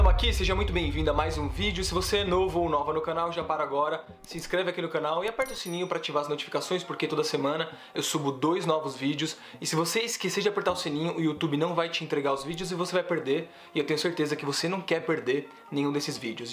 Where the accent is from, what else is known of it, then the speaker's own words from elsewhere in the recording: São Paulo, Brazil; vim da periferia de São Paulo